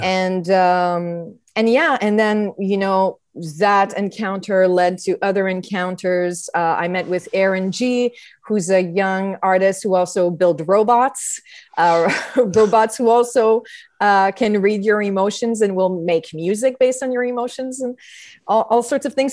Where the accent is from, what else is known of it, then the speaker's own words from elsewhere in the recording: Montreal, Quebec, Canada; I was raised in Montreal